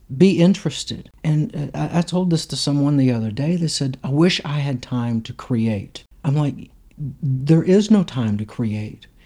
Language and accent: English; Hattiesburg, Mississippi, United States; also born or lived in Louisiana; now in Nashville, United States; I grew up in Hattiesburg, Mississippi. I was born in Louisiana, and we moved there when I was probably in kindergarten